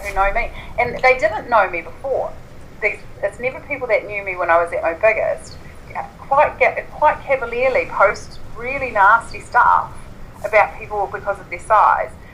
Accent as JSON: {"language": "English", "town": "Invercargill", "region": "Southland", "country": "New Zealand", "tie": "born or raised there", "said": "I was born and grew up, grew up in Invercargill"}